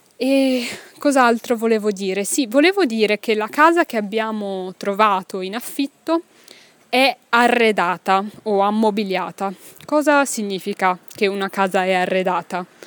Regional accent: Milan, Lombardy, Italy; moved away as an adult; also born or lived in Pisa, Italy; now in Brussels, Belgium; io sono nata a Milano, ma ho fatto l'università a Pisa

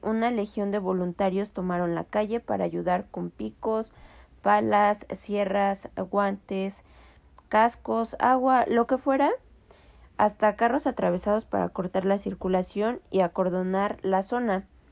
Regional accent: Mexico; tenemos como cultura mexicana

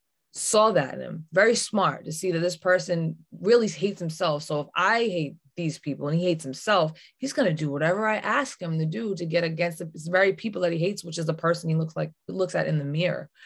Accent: United States; where I'm from Wampanoag Nation, women run things

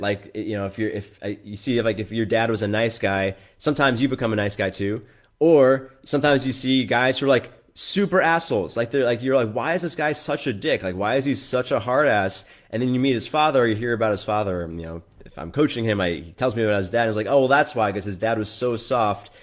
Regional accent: New York, United States; I grew up in New York, so I'm, I'm quite liberal in general

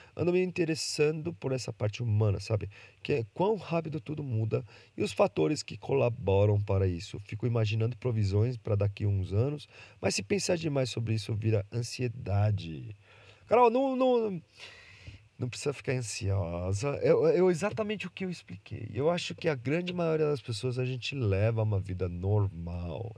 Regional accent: Brazil; Eu nasci no Brasil

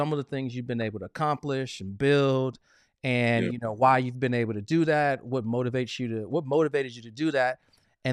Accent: Chicago, Illinois, United States; also a Midwesterner, because I'm from Chicago.

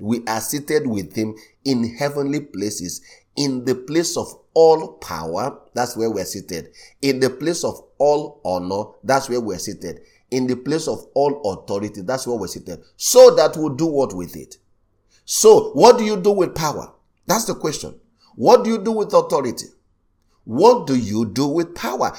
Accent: Nigeria; I was born in Nigeria just like him

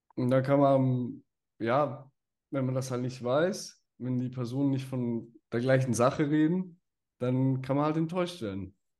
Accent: Switzerland

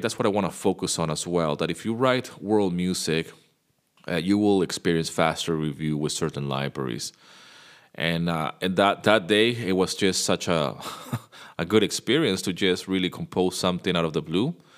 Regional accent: Venezuela; I grew up in Venezuela

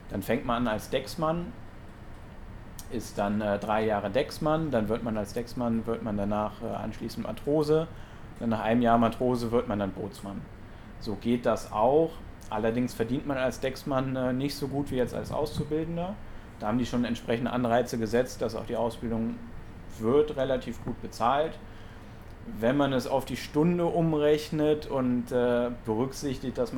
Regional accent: Monheim, North Rhine-Westphalia, Germany; ich selber komme ja vom, vom Niederrhein, ich komme aus Monheim. Ähm, ja, auf jeden Fall verbinde ich natürlich mit dem Rhein Heimat, ähm, weil ich bin auch direkt am Rhein aufgewachsen.

